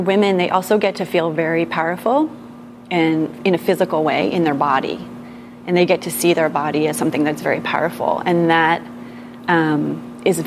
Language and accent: English; Berkeley, California, United States; I grew up in Berkeley